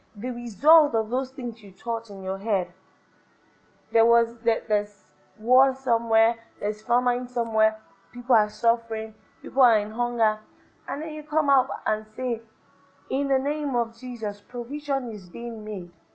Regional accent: Nigeria; I'm Nigerian. No matter what I do, I'm Nigerian

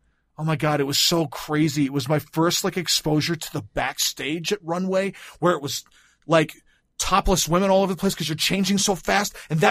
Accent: Grand Rapids, Michigan, United States; when I was growing up in Grand Rapids.

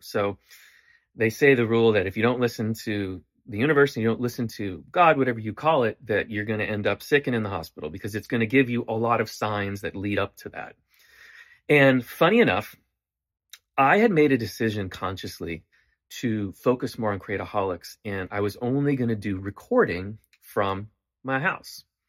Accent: Canada; moved away

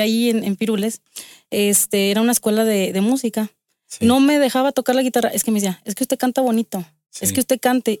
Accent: Aguascalientes, Mexico; yo nací aquí en Aguascalientes.

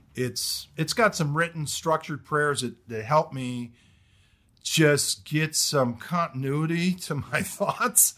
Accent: Detroit, Michigan, United States; moved away as an adult; also born or lived in Kentucky / New Jersey; I'm originally from Michigan, Detroit area.

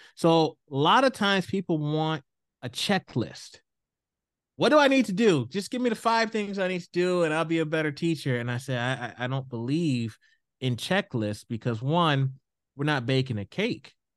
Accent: Houston, Texas, United States; moved away as an adult; now in Idaho, United States; I grew up in the South. I grew up in Houston.

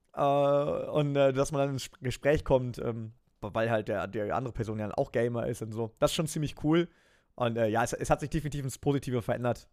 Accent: Germany; now in Nürburgring, Germany; ich bin an der Grenze aufgewachsen

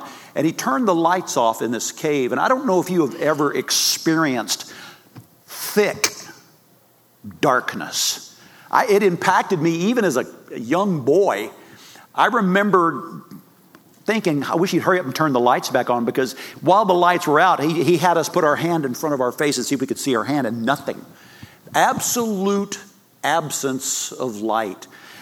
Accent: Texas, United States; also born or lived in Yuma, Arizona / Fort Worth, Texas; I'm from Texas.

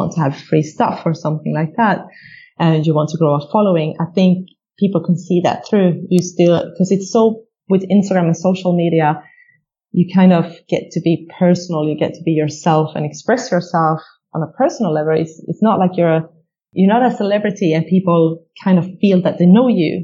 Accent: Sweden; we're all from Sweden

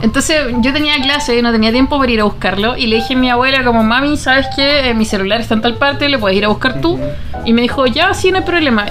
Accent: Punta Arenas, Magallanes and Chilean Antarctica, Chile; De Punta Arena

